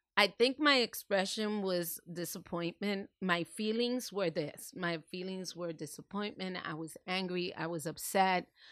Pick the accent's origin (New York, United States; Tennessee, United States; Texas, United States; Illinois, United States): New York, United States; New York City; moved away as an adult; now in New Jersey, United States; I was born and raised in New York City.